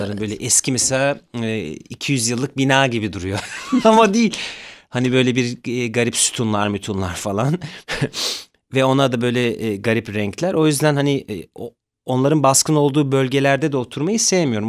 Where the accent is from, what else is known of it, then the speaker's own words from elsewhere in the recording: Zonguldak, Turkey; also born or lived in Ayvacık; now in Istanbul, Turkey; Zonguldak'ta büyüdüm ben